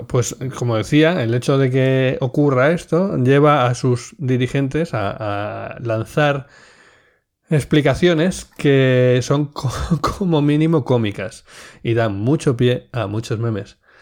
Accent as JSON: {"language": "Spanish", "region": "Cantabria", "country": "Spain", "said": "yo que soy cántabro, obviamente esto tendrá que ver con Ampuero, que es un pueblo de Cantabria"}